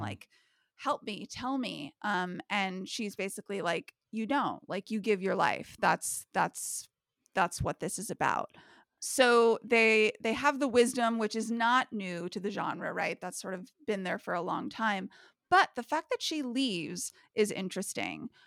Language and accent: English; United States; living in twenty twenty-one as an American